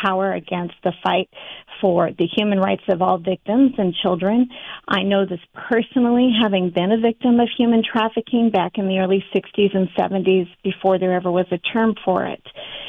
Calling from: Redmond, Oregon, United States; I'm calling in from Redmond, Oregon, right in the middle of the state.

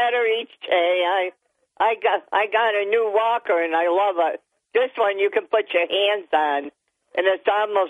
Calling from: Town of Dickinson, New York, United States; from Town of Dickinson.

